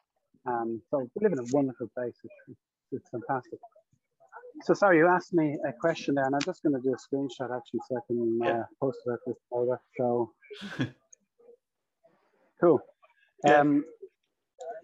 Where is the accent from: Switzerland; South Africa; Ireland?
Ireland; Dún Laoghaire, Leinster; my hometown here of Dunleary. I'm walking through it here now.